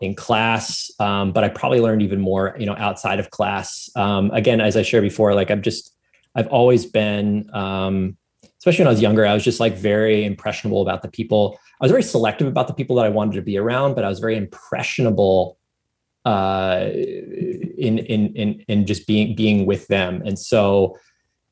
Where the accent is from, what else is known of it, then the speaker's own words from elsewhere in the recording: Philadelphia, Pennsylvania, United States; I grew up in Philadelphia